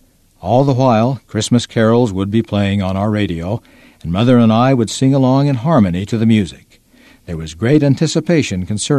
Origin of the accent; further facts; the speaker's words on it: Toronto, Ontario, Canada; As a child growing up in Toronto, Ontario, Canada, and as the oldest in my family